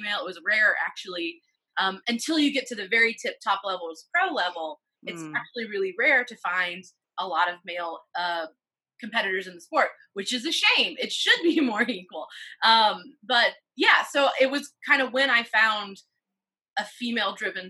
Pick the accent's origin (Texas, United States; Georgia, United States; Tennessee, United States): Tennessee, United States; Middle; moved away; I grew up in Middle Tennessee